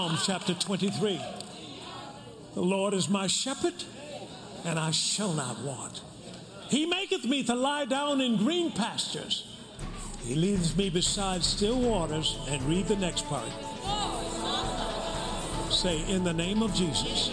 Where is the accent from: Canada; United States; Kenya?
United States; the South; I was raised in the South.